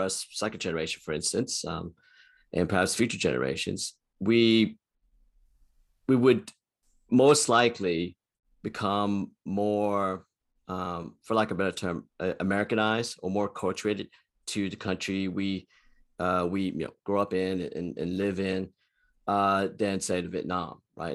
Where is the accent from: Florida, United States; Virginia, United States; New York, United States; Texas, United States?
Texas, United States; Houston; I was born and raised in Houston, Texas, and I've lived in, in Texas all my life.